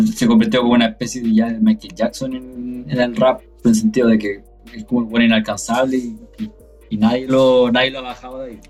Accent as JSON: {"language": "Spanish", "country": "Chile"}